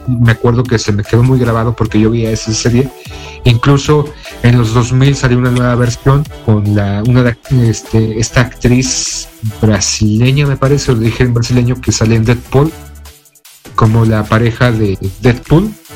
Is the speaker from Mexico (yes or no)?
yes; Mexico; nuestro ufólogo de cabecera aquí en México